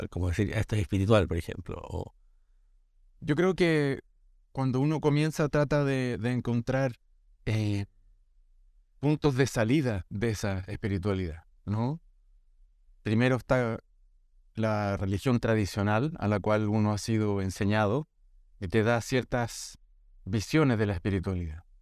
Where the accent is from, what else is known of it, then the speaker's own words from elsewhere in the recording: Brazil; born there; por accidente también yo nací en Brasil en ese tiempo